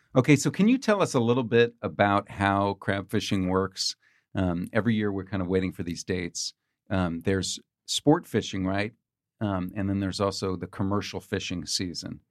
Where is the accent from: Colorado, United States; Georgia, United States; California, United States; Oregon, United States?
California, United States; I grew up in California